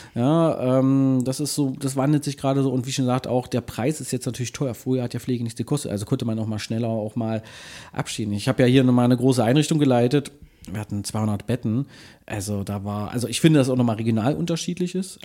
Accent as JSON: {"language": "German", "town": "Magdeburg", "region": "Saxony-Anhalt", "country": "Germany", "tie": "born or raised there", "said": "ich bin ja in Magdeburg äh, aufgewachsen"}